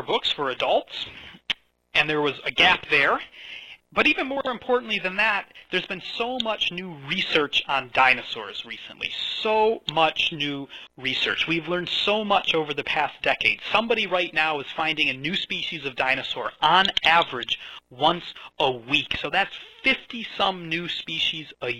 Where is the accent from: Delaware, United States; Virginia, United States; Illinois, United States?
Illinois, United States; Chicago; moved away as an adult; now in Edinburgh, United Kingdom; I grew up around Chicago, but through the twists and turns of fate, I've found my way out here to Scotland